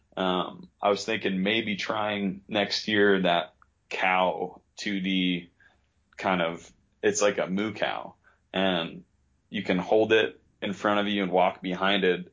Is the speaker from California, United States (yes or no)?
no; New York, United States; moved away as an adult; now in western Colorado, United States; I grew up in New York